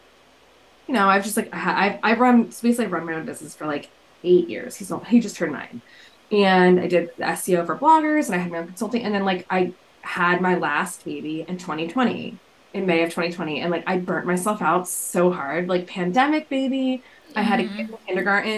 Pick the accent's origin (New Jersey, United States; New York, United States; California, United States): New Jersey, United States; I am born and raised in Jersey